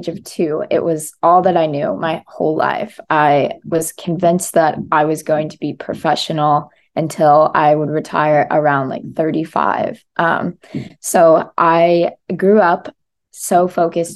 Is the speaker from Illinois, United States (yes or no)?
no; South Carolina, United States; moved away as an adult; now in Miami, United States; I'm from South Carolina originally. I've been in Miami for about 2 years now